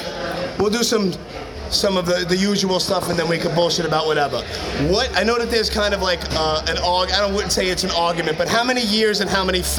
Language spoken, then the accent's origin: English; New York, United States; I'm biased from New York